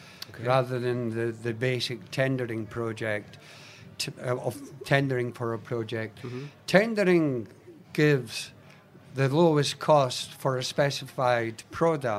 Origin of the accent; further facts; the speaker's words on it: Scotland, United Kingdom; now in Australia; being Scottish, we're brought up that spiders actually saved Scotland